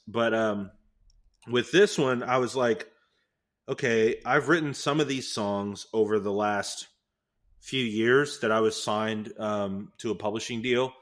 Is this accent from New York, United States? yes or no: no; Houston, Texas, United States; Leland's from Houston, I'm from Houston.